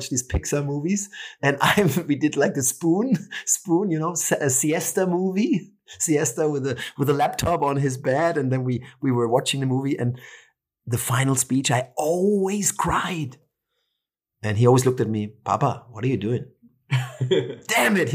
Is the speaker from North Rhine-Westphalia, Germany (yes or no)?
no; Franconia, northern Bavaria, Germany; now in Barcelona, Spain; I'm from Franconia, northern Bavaria, in the center of Europe